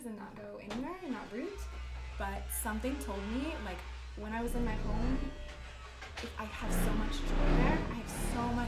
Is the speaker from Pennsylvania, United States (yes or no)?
no; Oregon, United States; where I'm from Oregon